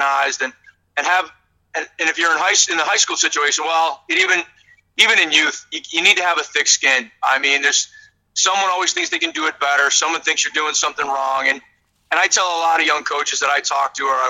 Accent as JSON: {"language": "English", "town": "Buffalo", "region": "New York", "country": "United States", "tie": "born or raised there", "moved": "as an adult", "said": "I grew up in Buffalo, I'm a Buffalo Sabre fan"}